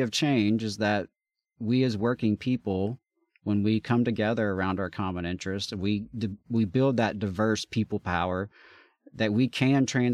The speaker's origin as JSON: {"language": "English", "region": "Alabama", "country": "United States"}